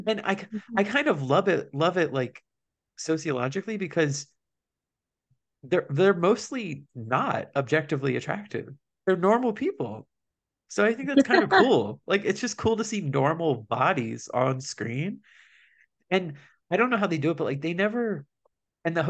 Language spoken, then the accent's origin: English; United States; as an American